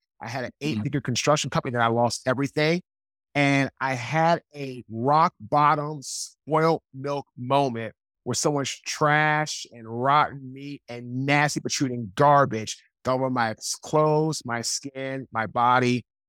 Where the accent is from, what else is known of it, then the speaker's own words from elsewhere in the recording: Washington, District of Columbia, United States; also born or lived in Raleigh, North Carolina; now in North Carolina, United States; I'm from Washington, D.C. I live now in Raleigh, North Carolina.